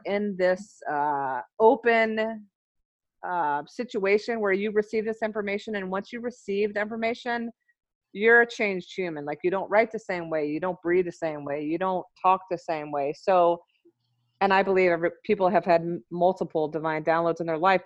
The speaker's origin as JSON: {"language": "English", "town": "Memphis", "region": "Tennessee", "country": "United States", "moved": "as an adult", "lives_now": "Minneapolis, United States", "said": "so I'm from Memphis. I moved to Minneapolis in 1998 when I graduated from nursing school"}